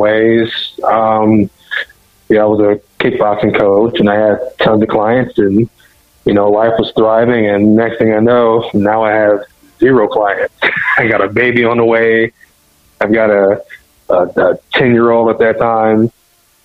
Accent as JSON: {"language": "English", "town": "Tulsa", "region": "Oklahoma", "country": "United States", "said": "I'm from Oklahoma in Tulsa"}